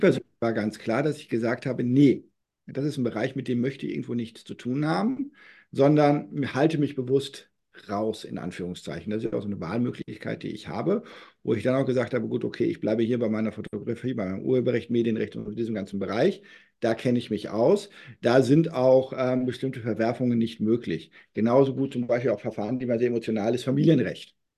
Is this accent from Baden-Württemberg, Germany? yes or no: no; North Rhine-Westphalia, Germany; now in Berlin, Germany; ich bin gebürtiger Westfale